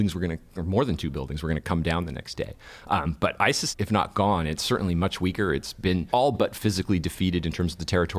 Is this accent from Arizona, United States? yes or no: no; California, United States; also born or lived in New York; now in Washington, D.C. area, United States; I was born and raised in California, and I've lived in New York and now in the D.C. area.